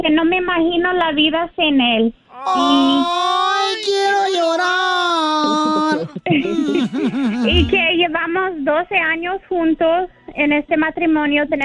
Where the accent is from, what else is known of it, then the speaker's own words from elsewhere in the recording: United States; él pensaba que yo no hablaba español porque soy americana